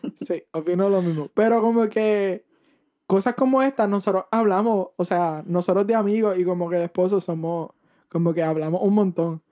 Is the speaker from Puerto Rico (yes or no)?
yes; Puerto Rico; moved away as an adult; now in Missouri, United States; nos mudamos de Puerto Rico hace como un año y pico y estamos aquí